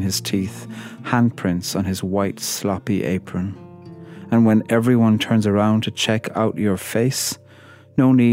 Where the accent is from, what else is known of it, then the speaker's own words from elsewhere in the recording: Ireland; I'm a poet from Ireland